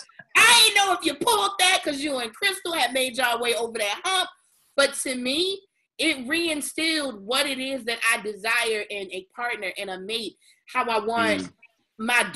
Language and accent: English; Baltimore, Maryland, United States; I'm from Baltimore